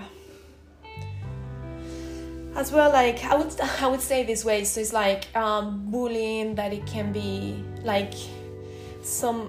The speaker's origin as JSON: {"language": "English", "town": "Tarragona", "region": "Catalonia", "country": "Spain", "first_language": "Spanish", "second_language": "English", "moved": "yes", "said": "I'm not from the south, I'm from Tarragona, near Barcelona, so I'm from the other side of Spain."}